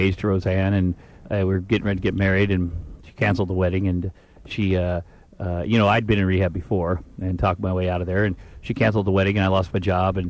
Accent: Iowa, United States; moved away as an adult; also born or lived in Minneapolis; now in Los Angeles, United States; I grew up in Iowa

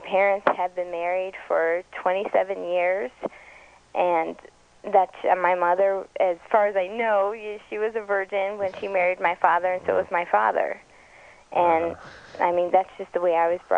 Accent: Las Vegas, Nevada, United States; I've lived here all my life.

